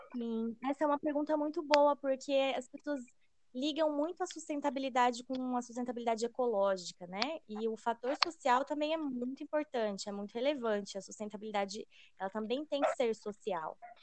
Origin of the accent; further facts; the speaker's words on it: Londrina, Paraná, Brazil; nós somos de Londrina